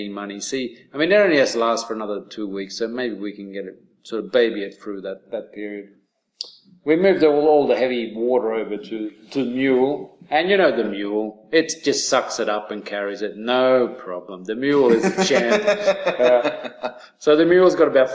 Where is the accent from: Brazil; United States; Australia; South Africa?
Australia; I'm being very Australian